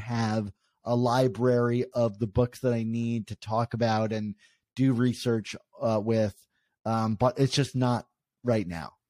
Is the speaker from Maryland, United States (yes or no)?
yes; Maryland, United States; I grew up in Maryland